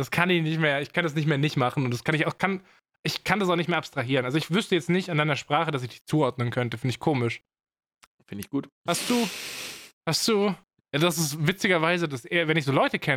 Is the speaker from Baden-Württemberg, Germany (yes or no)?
yes; Baden-Württemberg, Germany; accent: Swabian; Also ich maße mir an, dass ich schon ganz gut meine schwäbischen Wurzeln hinter mir gelassen habe.